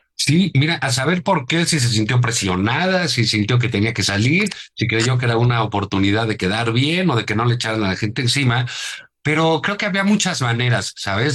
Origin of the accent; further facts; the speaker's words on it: Mexico City, Mexico; los que vivimos en la Ciudad de México